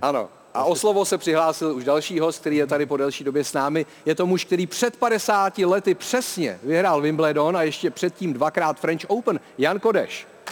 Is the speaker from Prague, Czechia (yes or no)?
yes; Prague, Czechia; já jsem rodilý Žižkovák